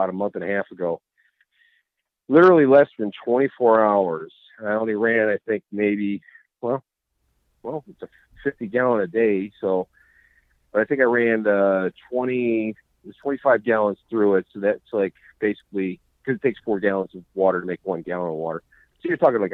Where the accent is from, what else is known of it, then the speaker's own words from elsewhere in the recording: Cleveland, Ohio, United States; I'm from Cleveland, Ohio